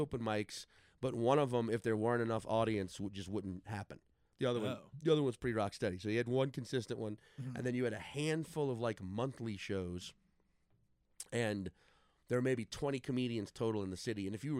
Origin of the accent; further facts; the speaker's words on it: New Orleans, Louisiana, United States; because I started in New Orleans, right?